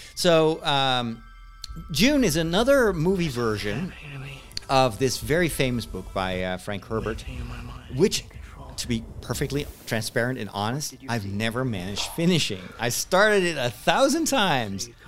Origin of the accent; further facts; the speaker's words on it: Netherlands; English is a second language; I'm born in the Netherlands, and I've only learned English in high school.